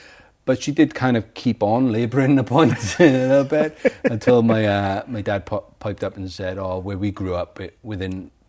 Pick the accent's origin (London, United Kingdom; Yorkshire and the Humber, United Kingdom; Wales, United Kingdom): Wales, United Kingdom; I would say I'm Welsh rather than British